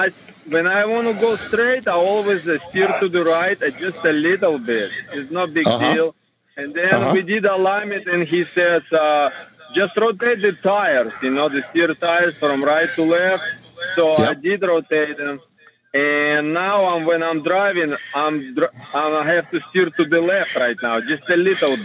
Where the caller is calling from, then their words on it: Florida, United States; I'm not from Mississippi, but my phone is from Mississippi, but I'm in Florida.